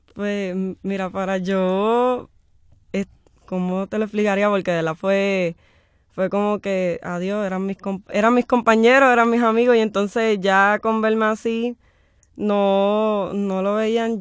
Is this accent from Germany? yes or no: no; Guayama, Puerto Rico; moved away; cuando yo regrese a Guayama